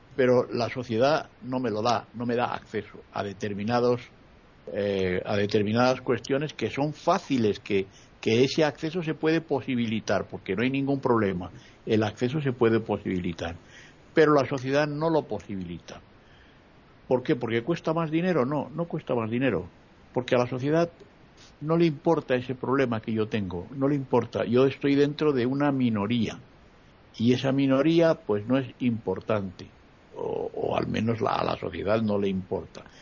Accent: Spain; now in Madrid, Spain; en mi país, por ejemplo, en el Parlamento hay 20 partidos políticos

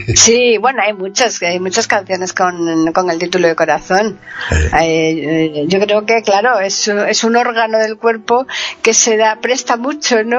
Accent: Alcalá de Guadaíra, Andalusia, Spain; de donde soy yo Alcalá

